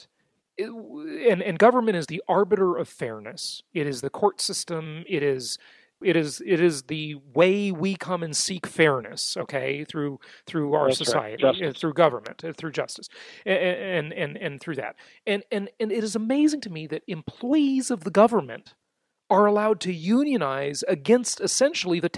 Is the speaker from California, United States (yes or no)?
yes; California, United States; moved away as an adult; the state of California, my home state that I left last year